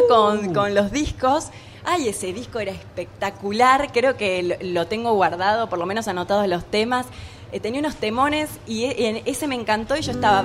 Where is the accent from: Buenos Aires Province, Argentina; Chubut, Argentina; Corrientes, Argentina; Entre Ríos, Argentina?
Chubut, Argentina; Trelew; moved away; also born or lived in Buenos Aires; nací acá en Capital Federal pero soy del litoral y del sur porque cuando tuve cinco años me fui a vivir a Treleu, Chubut, con mi mamá